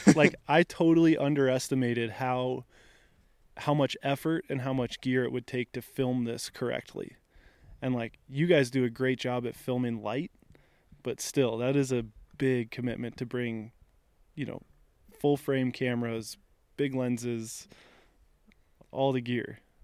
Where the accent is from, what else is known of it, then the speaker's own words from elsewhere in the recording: Front Range of Colorado, United States; So I grew up in the Front Range of Colorado